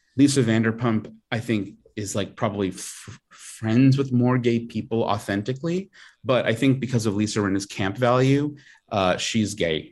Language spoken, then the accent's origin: English; Long Island, New York, United States; I'm from Long Island